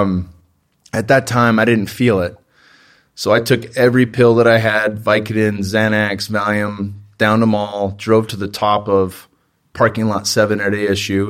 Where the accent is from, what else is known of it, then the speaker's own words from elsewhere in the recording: Bay Area, Northern California, United States; I grew up in the Bay Area in Northern California